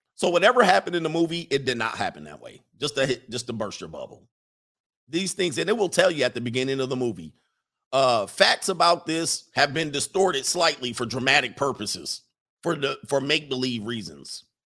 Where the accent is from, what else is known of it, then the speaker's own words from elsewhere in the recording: Hawthorne, California, United States; I grew up in Hawthorne